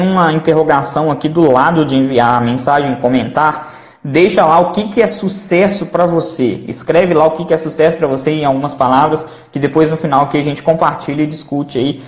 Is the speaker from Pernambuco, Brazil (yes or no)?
no; Belo Horizonte, Minas Gerais, Brazil; eu sou de Belo Horizonte